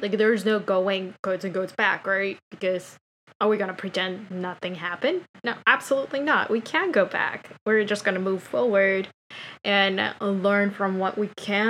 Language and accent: English; New York, United States; I think, especially as a New Yorker, we often drink coffee more than we drink water.